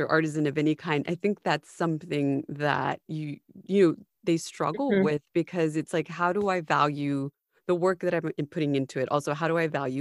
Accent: United States; as an American

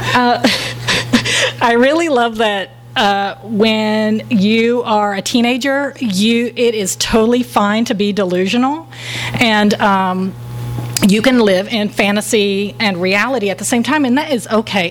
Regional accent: Texas, United States; I am from Texas

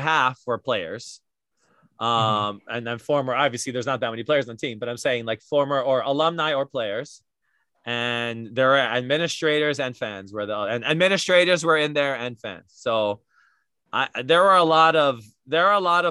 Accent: Hawaii, United States; who we are as Hawaiian

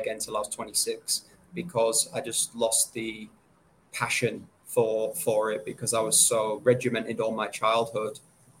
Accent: England, United Kingdom; moved away as an adult; now in Sydney, Australia; I'm an English guy. I came over to Sydney February 2014.

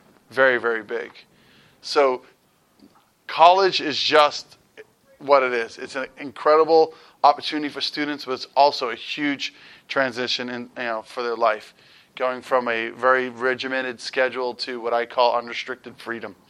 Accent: Massachusetts, United States; now in Youngstown, United States; I'm originally from Massachusetts, so sometimes some weird words come out of my mouth, my accent kicks back

